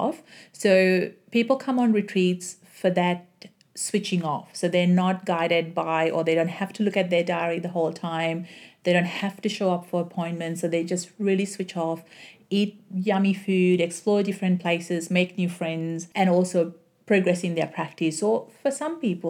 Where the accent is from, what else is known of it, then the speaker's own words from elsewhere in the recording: Sri Lanka; now in Melbourne, Australia; So my upbringings were in Sri Lanka. Then my whole family moved here to Australia. So Now I live in Australia